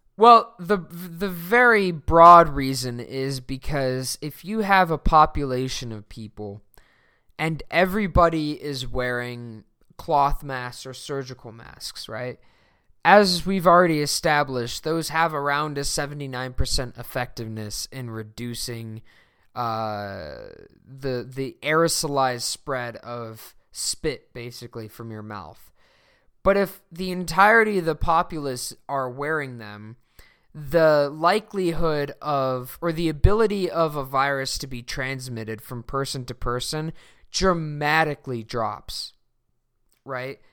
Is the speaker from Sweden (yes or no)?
yes; Sweden; moved away; my home country of Sweden